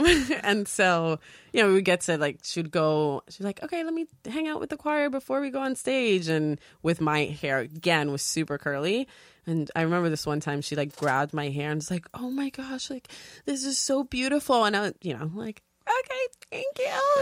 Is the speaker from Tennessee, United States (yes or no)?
no; New York City, New York, United States; also born or lived in Dominican Republic; we moved to New York, um, and grew up in the Bronx. So from the South Bronx